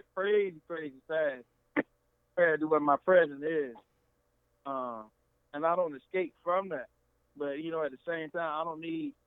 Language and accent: English; Rome, Georgia, United States; moved away; I love my hometown, always will